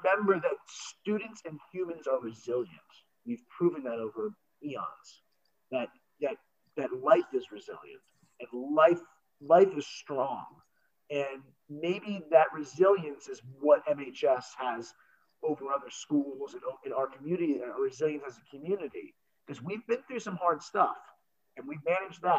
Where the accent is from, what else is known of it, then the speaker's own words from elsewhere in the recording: Miami, Florida, United States; now in New Jersey, United States; I'm from Miami